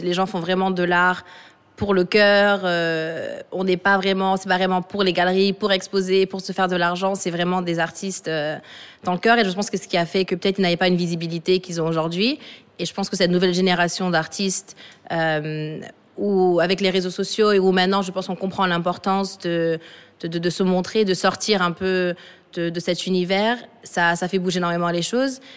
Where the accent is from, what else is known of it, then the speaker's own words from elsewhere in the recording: Dakar, Senegal; also born or lived in Paris / Johannesburg / Los Angeles; Je suis née à Paris de parents sénégalais et capverdiennes. Mais j'ai grandi, donc entre, je suis revenue à Dakar quand j'étais toute petite, et j'ai grandi entre Dakar et Johannesburg